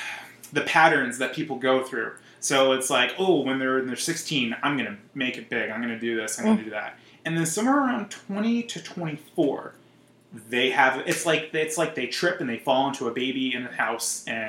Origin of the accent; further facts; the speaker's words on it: Scranton, Pennsylvania, United States; moved away as an adult; now in Los Angeles, United States; I'm from Pennsylvania. I'm from Scranton, PA, like The Office, like Joe Biden.